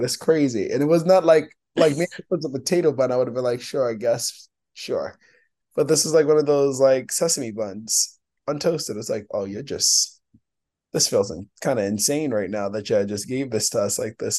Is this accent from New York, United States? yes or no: yes; New York City, New York, United States; I'm from the Bronx